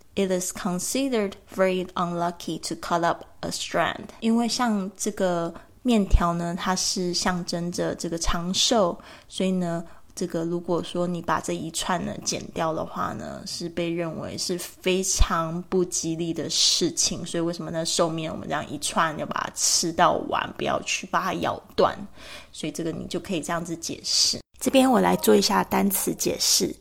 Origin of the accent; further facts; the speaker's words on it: Kaohsiung, Taiwan; 我的老家高雄盐城区